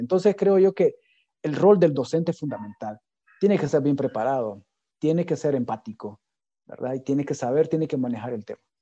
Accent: Honduras; Nuestras capacidades, nuestras competencias digitales como hondureños son bien bajas

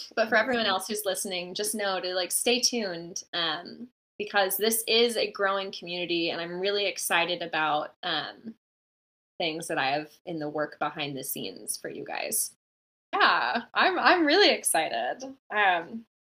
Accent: Bellingham, Washington, United States; I started off this place called Bay in my hometown. I'm from a small town called Bellingham, Washington, in Washington State

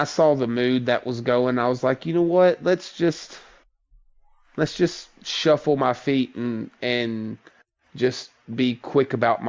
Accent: the South, United States; I grew up in the South. I've made this abundantly clear to the group. I've spent my entire life to not have a big Southern drawl.

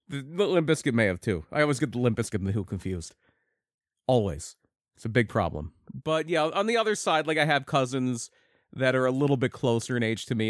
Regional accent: United States; I grew up in Delaware County

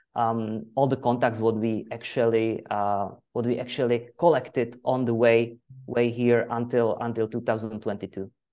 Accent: Czechia; English is a second language; I'm from Czech Republic. I live in Ostrava

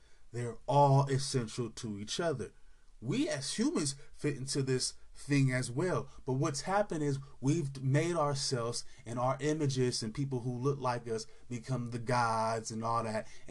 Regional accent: California, United States; particularly in California, my home state

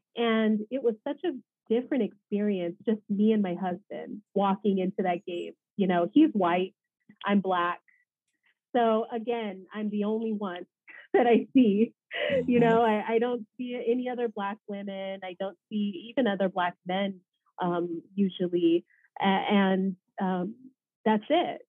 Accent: Los Angeles, California, United States; Los Angeles

